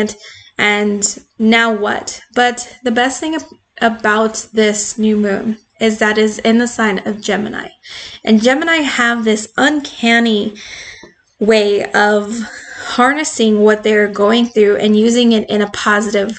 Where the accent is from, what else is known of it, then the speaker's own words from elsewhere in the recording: Arizona, United States; I'm from Arizona